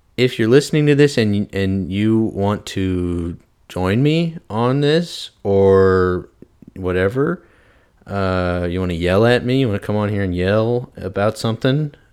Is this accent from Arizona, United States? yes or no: no; St. Louis, Missouri, United States; moved away as an adult; also born or lived in Arkansas; I am originally from Saint Louis, Missouri. Shout out three one four. I, uh, I am from Saint Louis. I went to Clayton High School.